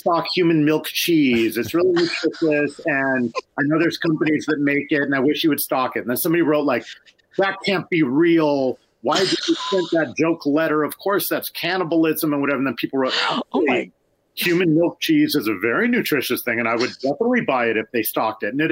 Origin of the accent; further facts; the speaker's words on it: Seattle, Washington, United States; I grew up on Capitol Hill